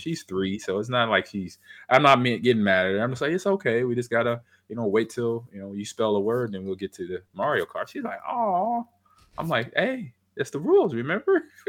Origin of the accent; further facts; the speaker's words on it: California, United States; I grew up in California